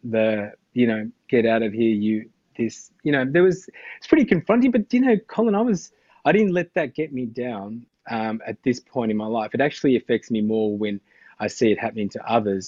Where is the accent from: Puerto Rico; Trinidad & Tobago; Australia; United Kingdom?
Australia; I had just grown up in Australia